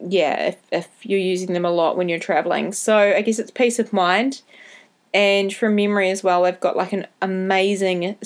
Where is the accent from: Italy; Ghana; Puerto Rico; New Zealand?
New Zealand; accent: Kiwi; my Kiwi accent can be a bit hard to understand when I talk too fast